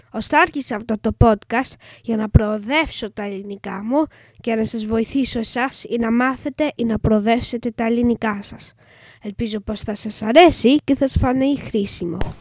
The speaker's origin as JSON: {"language": "Greek", "region": "England", "country": "United Kingdom", "second_language": "Greek", "said": "είμαι έντεκα και είμαι Άγγλος"}